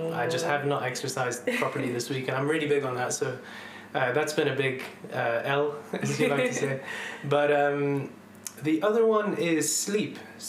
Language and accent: English; Dubai, United Arab Emirates; moved away as an adult; also born or lived in London; now in United Kingdom; I was born in London, grew up actually then in Dubai when my family moved out there. I spent 11 years there. And after that, I moved back to UK for uni.